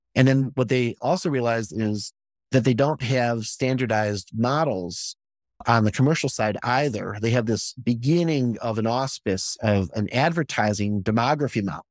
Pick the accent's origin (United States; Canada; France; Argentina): United States; Chicago, Illinois; when I was coming up was Dick Biondi in Chicago, and I'm from Chicago